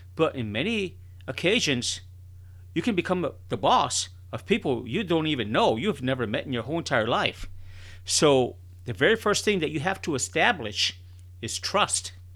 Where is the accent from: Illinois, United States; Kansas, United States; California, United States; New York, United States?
Illinois, United States; Chicago; I was born and raised in Chicago, Illinois